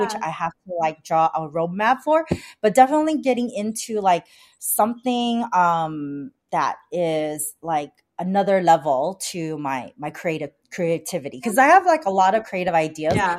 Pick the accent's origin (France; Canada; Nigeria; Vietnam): Vietnam; now in San Gabriel Valley, United States; I was like born, I was born in Vietnam. My parents are Chinese descendant in Vietnam